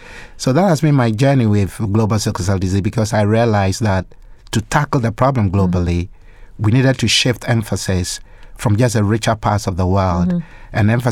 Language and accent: English; Ghana; Well, as you know, I was born and raised in Ghana. I did my medical training in Ghana and qualified as a medical doctor.